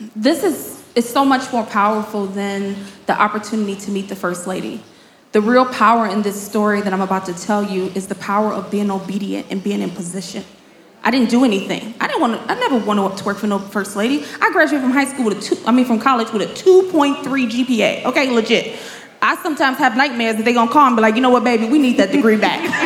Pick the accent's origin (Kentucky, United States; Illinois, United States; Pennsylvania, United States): Illinois, United States; Chicago; I am born and raised in Chicago